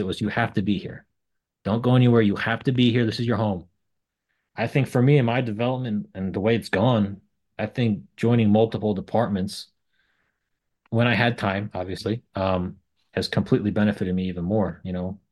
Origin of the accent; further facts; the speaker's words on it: Sloatsburg, New York, United States; also born or lived in Suffern, New York; I grew up on top of a body shop in Sloatsburg